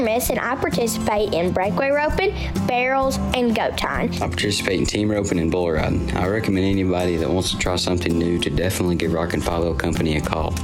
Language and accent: English; Chatsworth, Georgia, United States; I'm 16 years old and I'm from Chatsworth, Georgia.